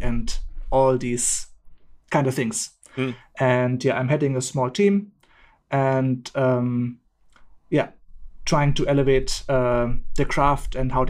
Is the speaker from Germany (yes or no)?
yes; Germany; English is a second language; also born or lived in India; now in Bali, Indonesia; from Germany, but living in Bali in Indonesia. After spending the last 9 years almost in India, I've relocated here.